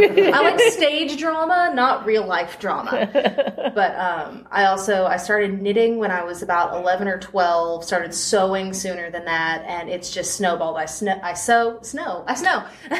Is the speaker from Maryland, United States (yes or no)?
no; Tennessee, United States; also born or lived in Kokomo, Indiana; I've lived in Tennessee since I was 6.